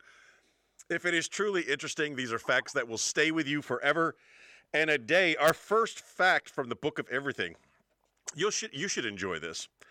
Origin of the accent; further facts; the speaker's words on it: United States; also born or lived in Spain; me as an American